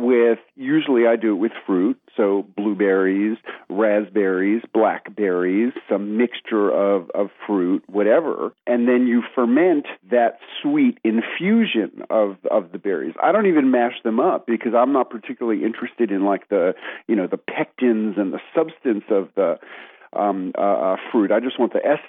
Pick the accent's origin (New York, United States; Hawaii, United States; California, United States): New York, United States; New York City; moved away as an adult; now in Tennessee, United States; I grew up in New York City. I spent the first 30 years of my life there.